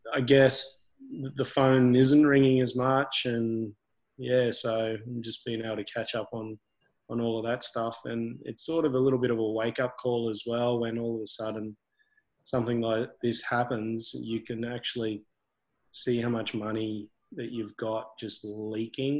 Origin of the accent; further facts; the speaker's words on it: Brisbane, Queensland, Australia; also born or lived in Gold Coast; I grew up here, and grew up between Gold Coast and Brisbane.